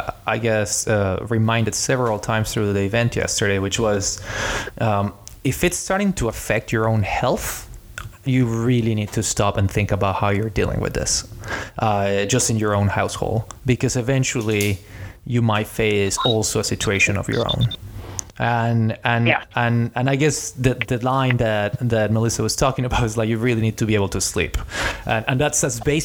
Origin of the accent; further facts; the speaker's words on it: Mexico; I am from Mexico